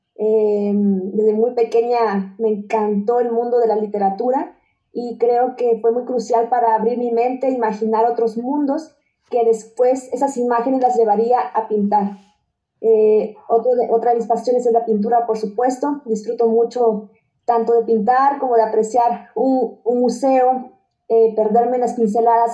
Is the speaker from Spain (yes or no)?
no; Chiapas, Mexico; soy de Chiapas